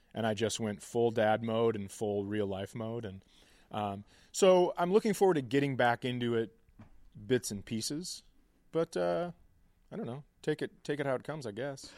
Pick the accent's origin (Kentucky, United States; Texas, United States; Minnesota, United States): Minnesota, United States; just being a Minnesotan, lifelong Minnesotan